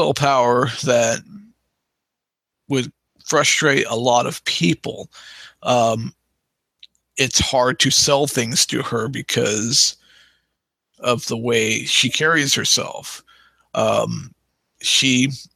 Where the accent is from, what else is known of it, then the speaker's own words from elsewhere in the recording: Missouri, United States; also born or lived in Arizona; I grew up in Missouri, but I was born in Arizona, Maricopa County, on a military installation that no longer exists.